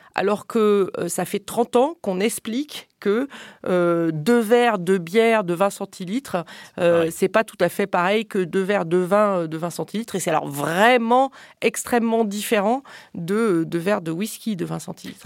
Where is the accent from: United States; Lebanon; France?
France; je suis française